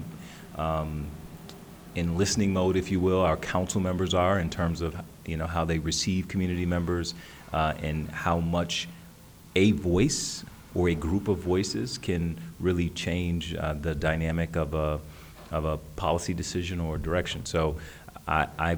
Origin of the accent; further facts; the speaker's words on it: Detroit, Michigan, United States; moved away as an adult; also born or lived in Florida / Pittsburgh / New York / Washington, D.C.; now in Austin, United States; I grew up in Detroit, Michigan.